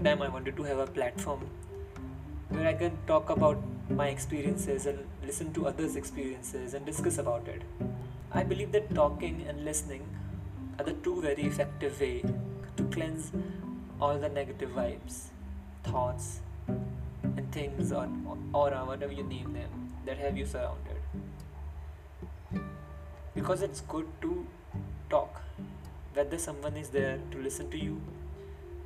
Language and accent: English; Meerut, Uttar Pradesh, India; English is a second language; I'm from Meerut, which is a city in Uttar Pradesh, India. And I want you all to know that English is not my first language